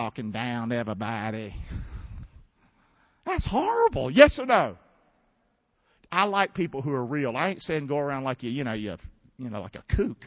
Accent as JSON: {"language": "English", "country": "United States", "said": "we live in America"}